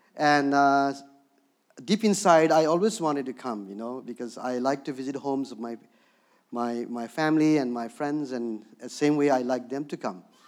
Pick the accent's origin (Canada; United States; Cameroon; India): India; Darjeeling, West Bengal; moved away; also born or lived in Bhutan; born and raised in Darjeeling, where the tea comes from